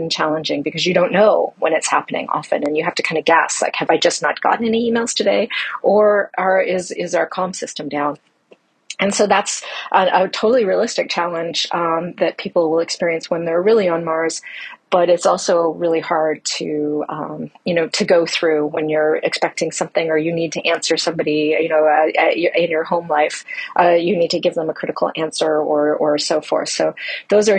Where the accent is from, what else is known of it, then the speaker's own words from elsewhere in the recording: Canada; now in United States; I am originally from Canada, although I live in the States now.